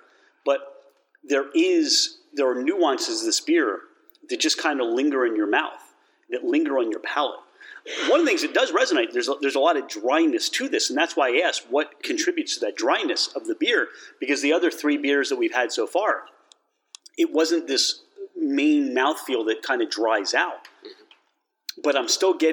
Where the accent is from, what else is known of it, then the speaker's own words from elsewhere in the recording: Philadelphia, Pennsylvania, United States; I'm from Philadelphia.